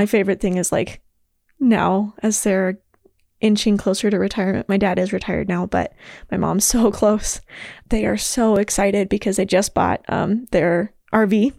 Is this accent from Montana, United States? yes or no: yes; Billings, Montana, United States; I was born and raised in Billings, Montana